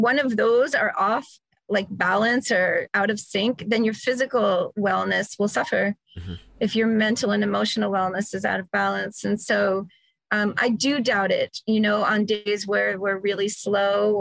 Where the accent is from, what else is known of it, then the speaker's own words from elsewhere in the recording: New York, United States; moved away as an adult; now in Arizona, United States; I'm from New York